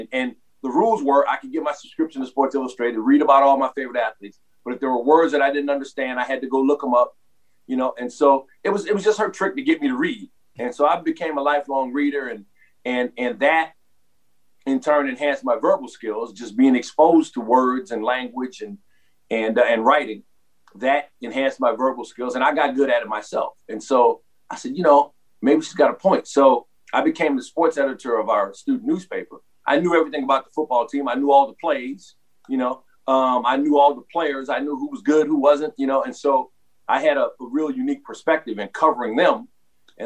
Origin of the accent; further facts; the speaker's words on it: New Orleans, Louisiana, United States; I'm born and raised in New Orleans.